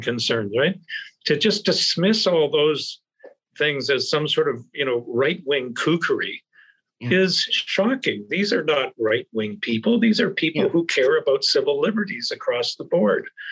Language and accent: English; Canada; I've flashed my Canadian passport so you know I'm a Canadian guest